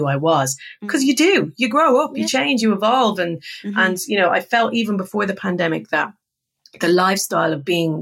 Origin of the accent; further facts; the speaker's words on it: Ireland; we're both Irish